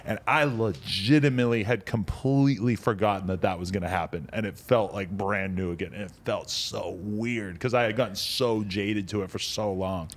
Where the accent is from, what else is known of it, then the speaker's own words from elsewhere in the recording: New Hampshire, United States; now in Los Angeles, United States; I grew up in New Hampshire